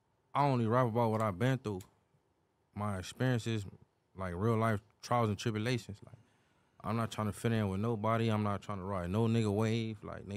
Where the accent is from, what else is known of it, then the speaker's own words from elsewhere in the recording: Compton, California, United States; I'm from Paro. I'm from Compton.